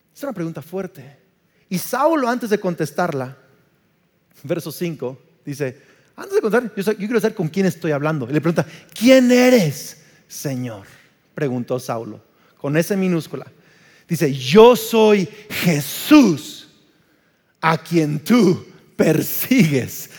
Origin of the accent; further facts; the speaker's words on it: Uruapan, Michoacán, Mexico; soy más mexicano que el nopal, nací en Uruapan, Michoacán